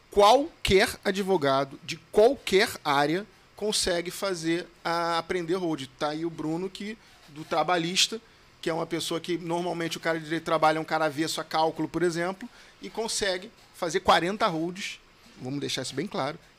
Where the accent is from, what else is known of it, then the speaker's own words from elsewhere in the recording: Rio de Janeiro, Brazil; eu sou advogado aqui do estado do Rio de Janeiro